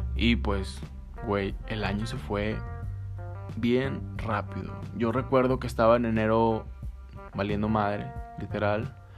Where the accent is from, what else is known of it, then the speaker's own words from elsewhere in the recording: northern Mexico, Mexico; así somos los norteños el norte